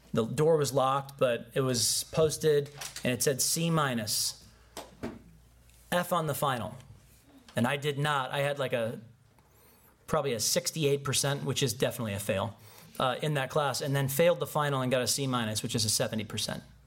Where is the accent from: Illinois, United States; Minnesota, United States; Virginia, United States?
Illinois, United States; Chicago; I'm from Chicago